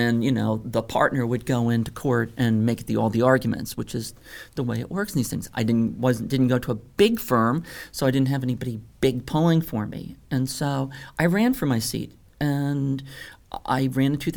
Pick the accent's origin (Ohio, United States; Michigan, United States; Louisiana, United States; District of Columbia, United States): Louisiana, United States; moved away as an adult; I'm this weirdo from Louisiana.